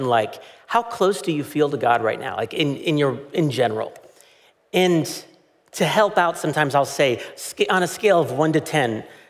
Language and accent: English; United States; as an American